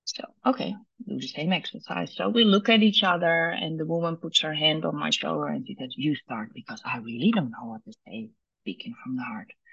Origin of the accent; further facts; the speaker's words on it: Netherlands; born and raised in Holland